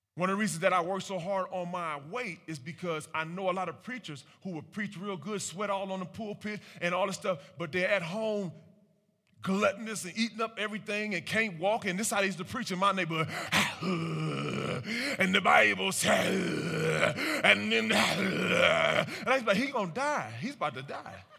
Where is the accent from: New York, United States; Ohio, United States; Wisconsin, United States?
Ohio, United States; Cleveland; I'm born and raised in Cleveland, Ohio.